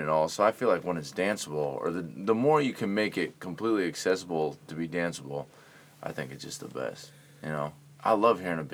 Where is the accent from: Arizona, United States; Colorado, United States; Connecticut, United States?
Connecticut, United States; Norwich; that's like where I'm from, Connecticut, Norwich.